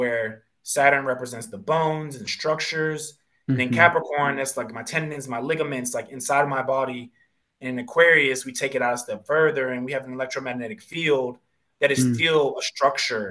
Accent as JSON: {"language": "English", "region": "Pennsylvania", "country": "United States", "tie": "born or raised there", "said": "growing up in Pennsylvania, there's Quakers"}